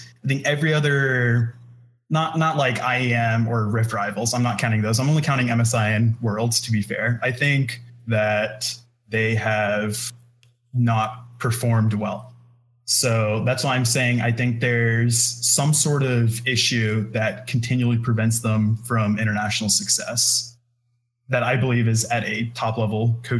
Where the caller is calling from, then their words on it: Austin, Texas, United States; Hey, I'm calling from Austin.